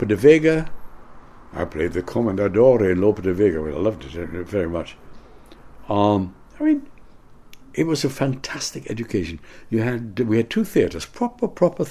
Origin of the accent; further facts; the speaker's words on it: Canada; moved away as an adult; also born or lived in United States / London; now in United Kingdom; as a Canadian